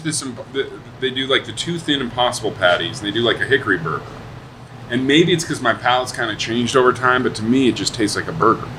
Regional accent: Spokane, Washington, United States; and I grew up in Spokane.

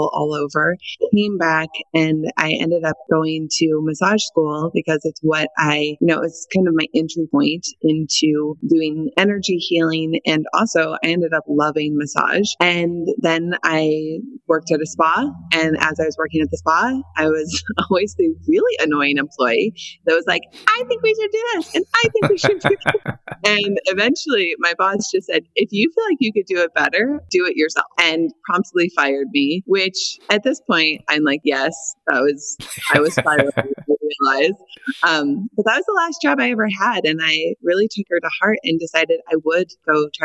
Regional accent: Montana, United States; moved away as an adult; also born or lived in Washington State; I moved to Washington State from Montana, where I grew up

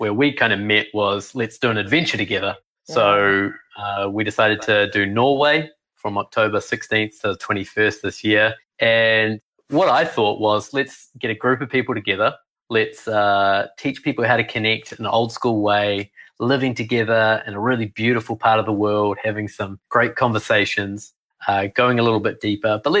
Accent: New Zealand; accent: New Zealand; moved away; I grew up in New Zealand

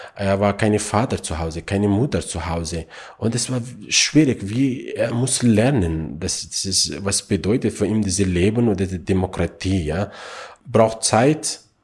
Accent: Afghanistan; German is a second language; now in Austria; ich bin in Afghanistan geboren bin

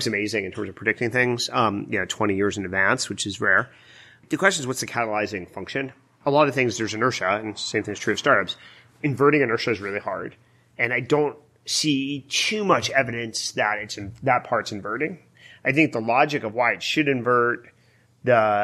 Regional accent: East Coast, United States; moved away as an adult; now in California, United States; I grew up on the East Coast where nobody's mellow.

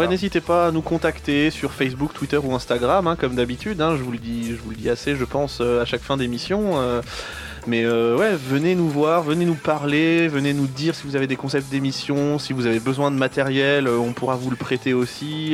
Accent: Tours, Centre-Val de Loire, France; nous ne venons pas de Paris, nous nous venons euh, de Touraine, on est de Tours

